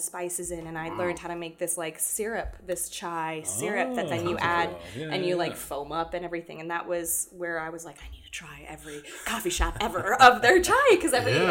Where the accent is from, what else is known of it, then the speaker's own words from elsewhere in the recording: Platte County, Missouri, United States; also born or lived in England; So I grew up in Missouri, but also in England.